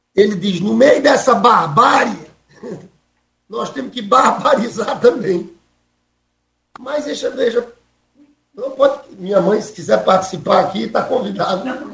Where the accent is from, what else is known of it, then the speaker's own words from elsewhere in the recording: Paraíba, Brazil; accent: Northeastern (nordestino); now in Rio de Janeiro, Brazil; eu sou nordestino. Apesar de morar no Rio de Janeiro há 30 anos, tenho a identidade do sotaque. As pessoas sabem que eu sou paraibano